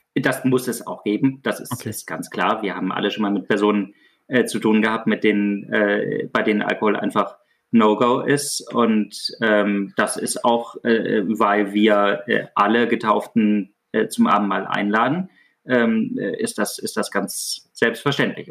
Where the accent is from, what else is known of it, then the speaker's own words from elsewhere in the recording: Baden-Württemberg, Germany; Ich komme aus Süddeutschland, aus Württemberg. Ich wohne hier nach wie vor im ländlichen Raum